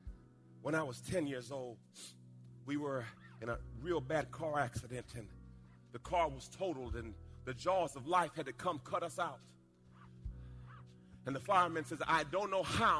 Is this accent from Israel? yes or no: no; Jamaica; moved away; When I was a little boy, I was born in Jamaica. And we were in a rough part of the town.